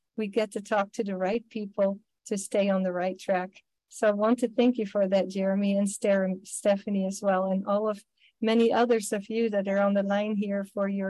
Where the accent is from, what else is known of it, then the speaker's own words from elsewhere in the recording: Netherlands; English is a second language; now in United States; I am from Holland originally, I guess I still am